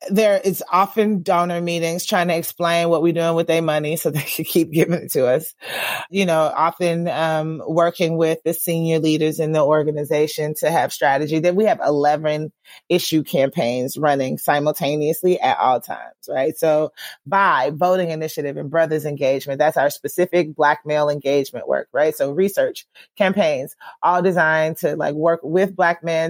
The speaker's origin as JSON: {"language": "English", "region": "Georgia", "country": "United States", "tie": "born or raised there", "moved": "as an adult", "said": "I left Georgia because I didn't think I'd be able to do this kind of work in my home state"}